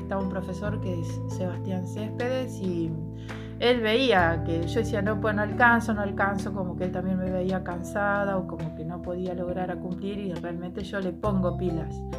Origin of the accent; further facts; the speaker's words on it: Ramallo, Buenos Aires Province, Argentina; en mi pueblo, Ramallo